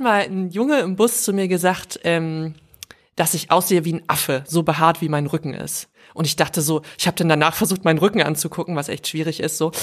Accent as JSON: {"language": "German", "area": "the West", "region": "West Germany", "country": "Germany", "tie": "born or raised there", "said": "Ich bin größtenteils im Westen aufgewachsen"}